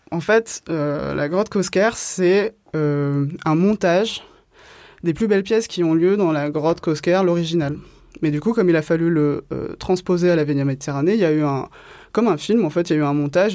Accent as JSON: {"language": "French", "area": "Gard", "region": "Occitania", "country": "France", "tie": "born or raised there", "also_born_or_lived": "Alès / Ardèche / Reims", "moved": "yes", "lives_now": "Marseille, France", "said": "Je suis née à Alès, dans les Cévennes, dans le Gard. Et j'ai grandi du coup entre bah, le 307, ce qu'on appelle le 307, le Gard"}